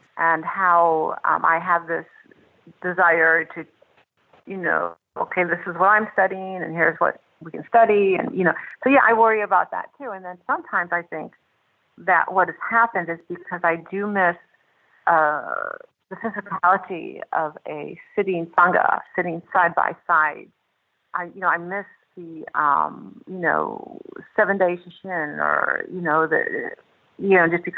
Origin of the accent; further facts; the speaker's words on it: Buffalo, New York, United States; I was born in Buffalo, New York